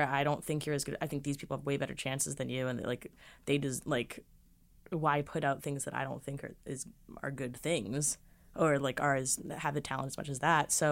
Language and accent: English; Boston, Massachusetts, United States; I'm from Boston, so I was like, I'll just go through the summers too